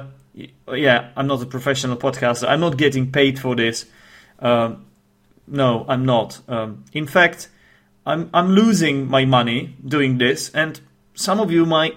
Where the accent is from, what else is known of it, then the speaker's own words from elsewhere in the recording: Czechia; first language Czech; English is a second language; I am actually from the Czech Republic.